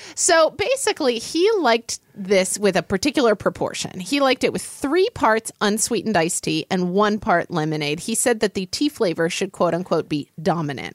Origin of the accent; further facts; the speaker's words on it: Oklahoma, United States; now in Seattle, United States; I grew up in Oklahoma, which is kind of the South